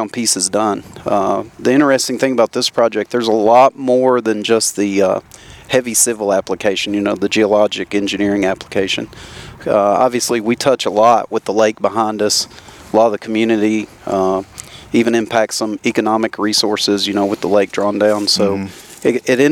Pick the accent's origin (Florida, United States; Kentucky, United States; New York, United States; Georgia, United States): Kentucky, United States; South Central; moved away as an adult; now in Tennessee, United States; So originally I grew up in South Central Kentucky.